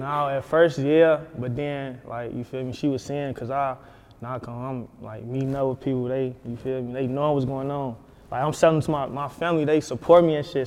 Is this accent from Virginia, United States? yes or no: no; Chicago, Illinois, United States; growing up Chicago